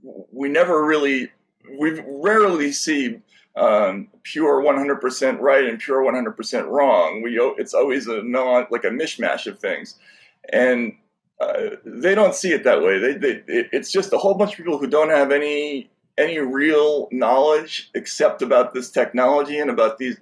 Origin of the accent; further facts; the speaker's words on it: United States; we have a very unique tradition with speech in this country, and it's something that was taught to all of us at a very young age